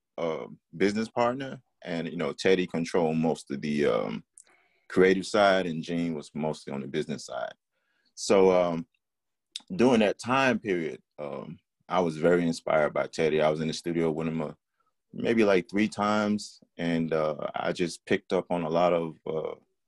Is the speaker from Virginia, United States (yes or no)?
yes; Franklin, Virginia, United States; my city of Franklin, Virginia, and church people that influenced me as well.